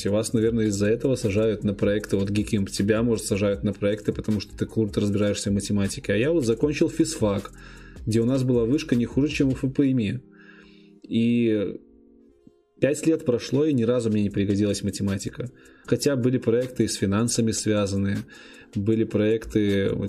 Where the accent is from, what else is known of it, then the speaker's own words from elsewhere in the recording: Minsk, Belarus; also born or lived in Gomel Region; Да, я из Минска, нет, родился в Гомельской области.